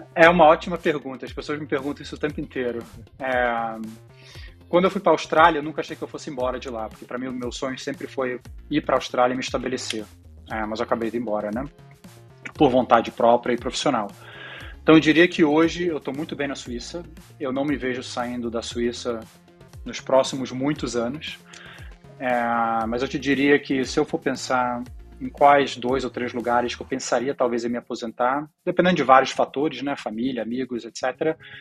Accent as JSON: {"language": "Portuguese", "country": "Brazil", "tie": "born or raised there", "also_born_or_lived": "Israel / Spain", "moved": "as an adult", "lives_now": "Zurich, Switzerland", "said": "a gente se mudou para o Brasil quando eu tinha seis anos"}